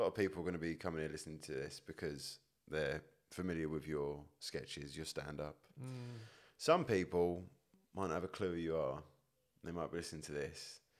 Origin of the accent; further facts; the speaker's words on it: England, United Kingdom; I was born here.